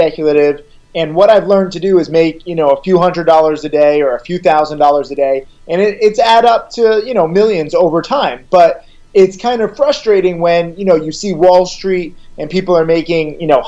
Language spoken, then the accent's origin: English; Orange, Connecticut, United States; I grew up middle class in Orange, Connecticut, a small town.